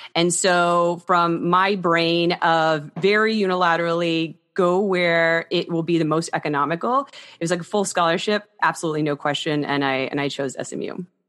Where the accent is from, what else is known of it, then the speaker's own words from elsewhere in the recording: Texas, United States; also born or lived in Houston / Austin / Dallas; I'm originally from Texas. All of my family is from Texas